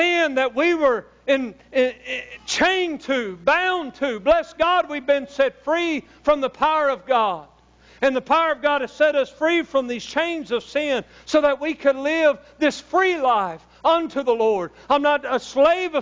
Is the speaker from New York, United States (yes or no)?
no; Louisiana, United States; I'm from Louisiana